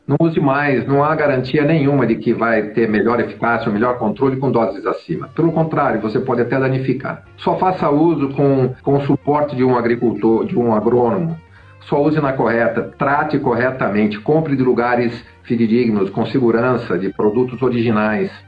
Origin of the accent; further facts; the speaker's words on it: Brazil; nós, como brasileiros